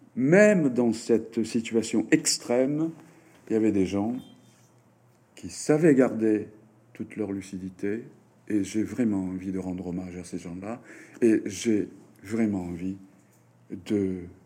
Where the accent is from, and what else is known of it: Japan; first language Japanese; French is a second language